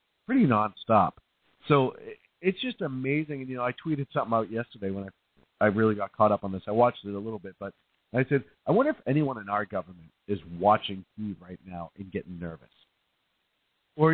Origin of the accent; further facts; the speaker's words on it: Northeast, United States; I'm from the Northeast.